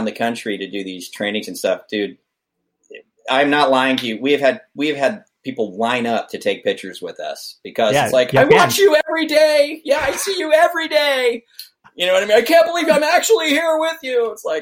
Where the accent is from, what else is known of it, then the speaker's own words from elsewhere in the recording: Vacaville, California, United States; Vacaville, my hometown